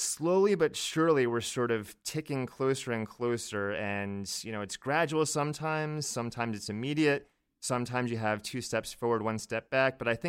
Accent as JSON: {"language": "English", "town": "Virginia Beach", "region": "Virginia", "country": "United States", "tie": "born or raised there", "said": "Yeah, I grew up in Virginia Beach, so southeastern Virginia, about 15 minutes away from the shore."}